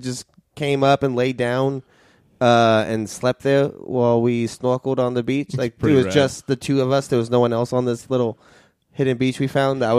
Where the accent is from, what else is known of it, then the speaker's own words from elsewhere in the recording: Oregon, United States; growing up in Oregon.